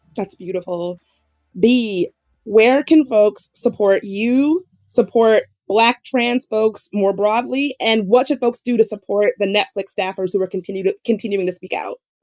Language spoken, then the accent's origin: English; the South, United States; I grew up in the South